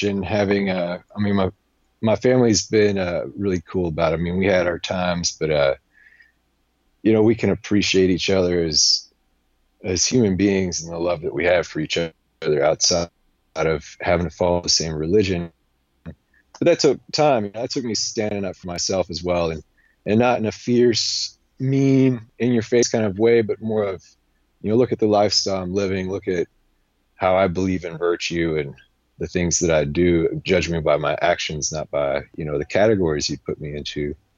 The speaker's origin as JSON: {"language": "English", "region": "Alabama", "country": "United States", "tie": "born there", "said": "I was born in Alabama, and my wife just pointed out recently a good study that Alabama is the most religious state in our country"}